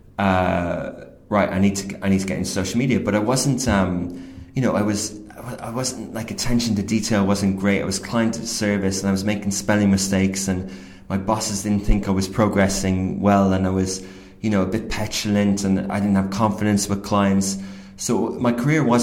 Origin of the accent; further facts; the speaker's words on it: Ireland; moved away as an adult; also born or lived in Kildare / Dublin / London; now in United Arab Emirates; I grew up in, I'm 38, I grew up in Gaeltacht in Ryanair, and I went to Irish school in Old Parish and then Ring